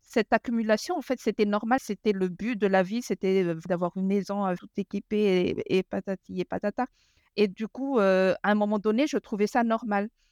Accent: Madagascar; moved away; j'ai grandi à Madagascar

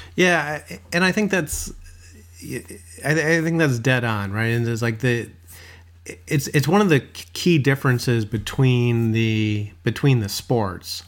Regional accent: Chicago, Illinois, United States; growing up in Chicago

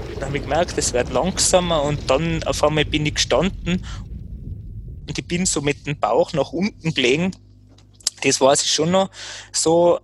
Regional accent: Kitzbühel, Tyrol, Austria; ich komme ja aus Kitzbühel

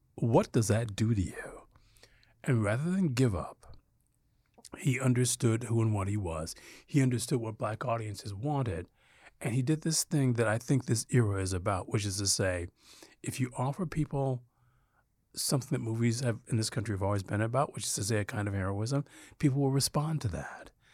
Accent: Detroit, Michigan, United States; growing up in Detroit

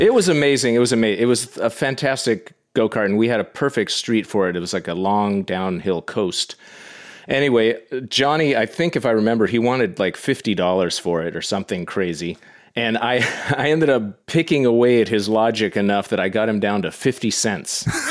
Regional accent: Yarrow Point, Washington, United States; moved away as an adult; also born or lived in Boston / New York; technically I didn't grow up in Bellevue, I grew up on Yarrow Point

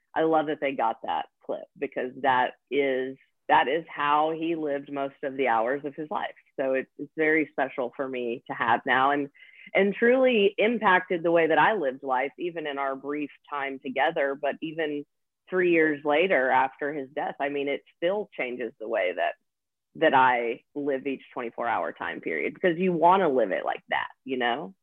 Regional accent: Nashville, Tennessee, United States; born and raised in nashville tennessee

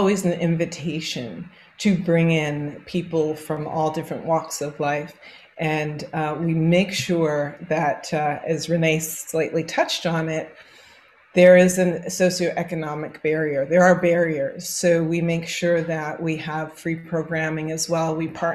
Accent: Toronto, Ontario, Canada; growing up in Toronto, Canada

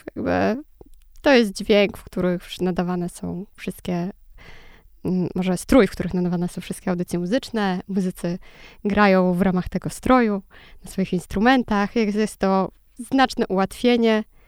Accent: Lublin, Lublin Voivodeship, Poland; Ja jestem z Lublina

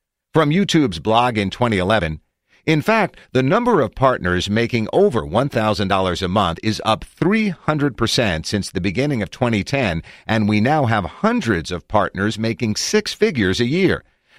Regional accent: Philadelphia, Pennsylvania, United States; I'm from Philly, basically as far away from Silicon Valley as you can be in mind and spirit.

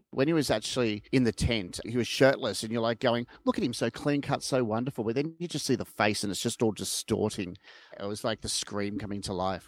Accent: Melbourne, Victoria, Australia; I lived in Vermont South and my parents' house, uh, backed onto, um, Pin Oak Court.

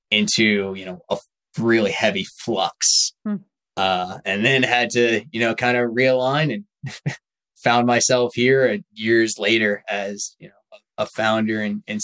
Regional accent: Long Island, New York, United States; moved away as an adult; also born or lived in Charleston, South Carolina; I'm originally from Long Island, New York. You know, first 18 years of my life, I was a typical Long Island kid

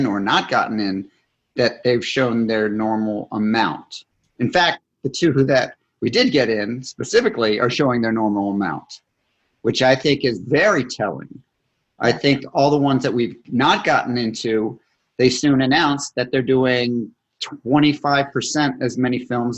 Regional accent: Scotland, United Kingdom; I'm Scottish

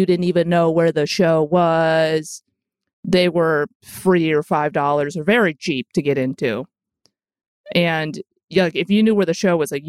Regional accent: Chicago, Illinois, United States; moved away as an adult; also born or lived in San Francisco / Berkeley; I grew up in Chicago or the suburbs, I guess.

